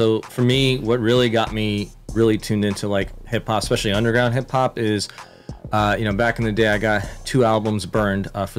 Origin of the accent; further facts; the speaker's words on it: San Fernando Valley, California, United States; I grew up in the Valley as a teen. You know, shout out the Great 18 SFE represent.